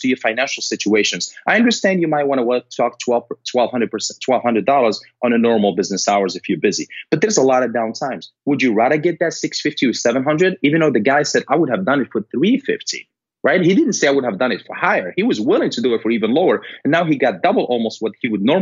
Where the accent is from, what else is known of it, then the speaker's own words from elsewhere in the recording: Morocco; moved away; I'm originally from Morocco